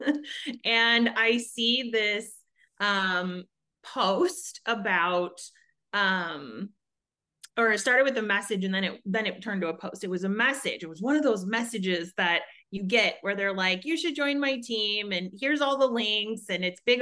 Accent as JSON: {"language": "English", "town": "Chicago", "region": "Illinois", "country": "United States", "moved": "as an adult", "lives_now": "Arizona, United States", "said": "I am over in Arizona, first and foremost. I have twin boys, and I'm married, and we are originally from Chicago. We moved here about almost 8 years ago"}